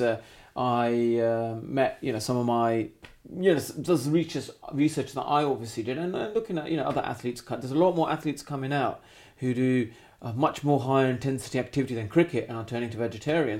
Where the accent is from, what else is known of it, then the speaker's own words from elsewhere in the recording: England, United Kingdom; I'm born in a country where I am British 'cause I'm born in this country, so I'm English, I'm British as they come